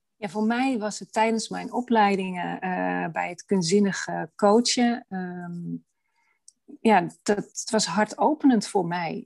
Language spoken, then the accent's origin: Dutch; Amsterdam, North Holland, Netherlands; also born or lived in Hoorn (lives); ik ben geboren in Amsterdam